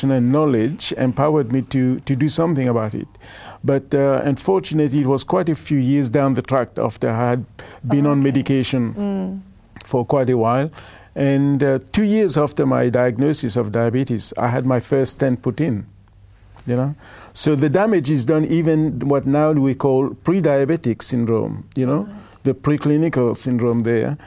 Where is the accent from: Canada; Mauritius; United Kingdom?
Mauritius; now in Australia; I'm originally from Mauritius